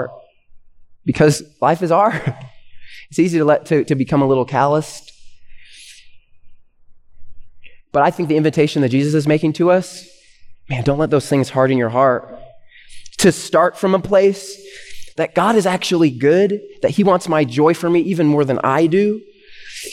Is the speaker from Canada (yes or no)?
yes; Canada; now in United States; they immigrated to Canada before I was born, and then that's where I was born. I'm Canadian, and I'm a permanent resident though of the U.S.